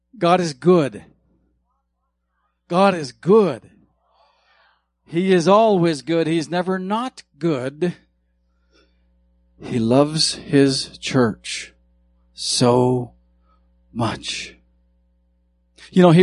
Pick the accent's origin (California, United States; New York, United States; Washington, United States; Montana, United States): Montana, United States; I grew up in Montana